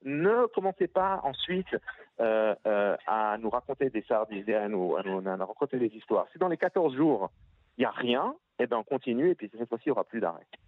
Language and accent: French; Switzerland; je viens de Suisse